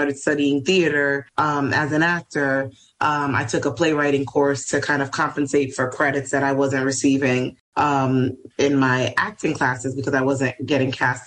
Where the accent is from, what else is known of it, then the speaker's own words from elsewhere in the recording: New York City, New York, United States; also born or lived in Ohio; I'm from New York originally. I'm from Washington Heights, born and raised